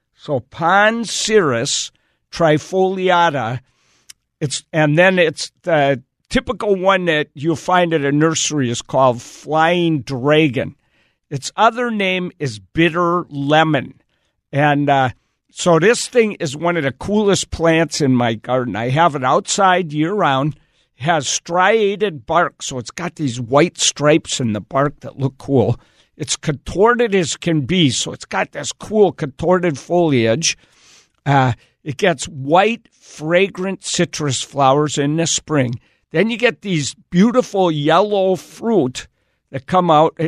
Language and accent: English; Wisconsin, United States; I grew up in Wisconsin